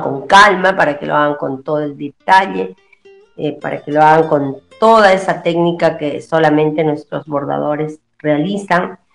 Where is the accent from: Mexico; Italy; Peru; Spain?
Peru; Huanta, Ayacucho; now in Tacna, Peru; yo soy de Huanta, del, departamento de, Ayacucho, de la provincia de Huanta, del distrito de Luricocha